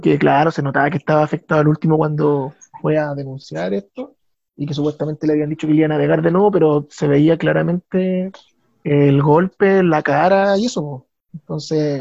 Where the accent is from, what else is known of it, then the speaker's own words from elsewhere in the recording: Chile; uno como chileno